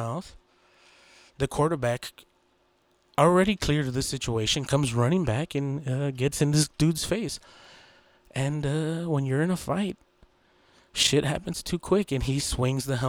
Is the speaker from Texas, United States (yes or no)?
yes; Texas, United States; I'm from Texas.